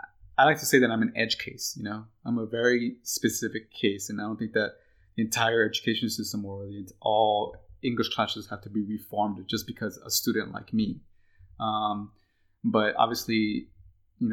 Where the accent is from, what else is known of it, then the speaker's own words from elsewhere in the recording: Texas, United States; we grew up in Ann Arbor, Texas, and we went through the public education